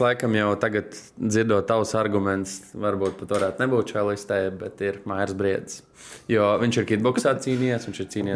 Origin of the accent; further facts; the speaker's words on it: Tukums, Latvia; es pats kā tukumnieks